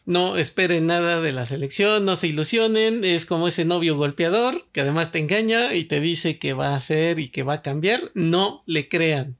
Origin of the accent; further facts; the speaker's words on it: Mexico; como mexicano